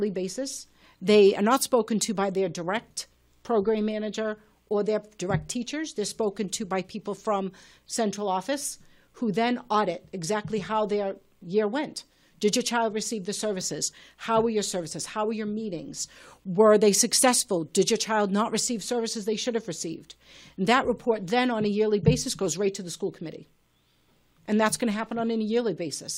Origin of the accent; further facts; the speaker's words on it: Malden, Massachusetts, United States; coming from being born and brought up in Ward 7 and living on the same street as I have since I was four